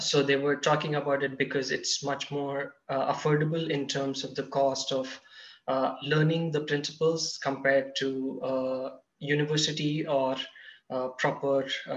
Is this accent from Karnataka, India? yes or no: no; Hyderabad, Telangana, India; I was working in Hyderabad, in my hometown